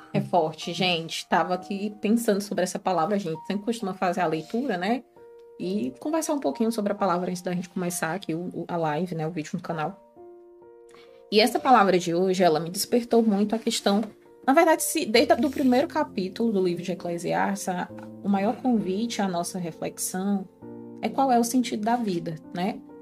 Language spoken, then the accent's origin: Portuguese; Ceará, Brazil; now in Portugal; para quem é do Ceará, nós é. somos cearense, com muito orgulho, nordestino